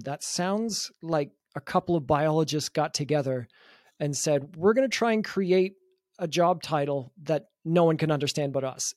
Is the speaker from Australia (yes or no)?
no; Canada; now in Munich, Germany; we're both from Canada